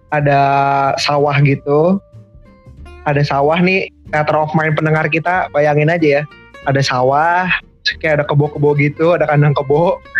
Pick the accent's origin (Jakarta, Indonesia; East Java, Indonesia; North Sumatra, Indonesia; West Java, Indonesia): North Sumatra, Indonesia; Medan; Biasanya tuh gua punya kebiasaan mudik itu dua tahun sekali ke Medan. Karena ya selain itu kampung gue juga jauh ya, ongkos ke sana.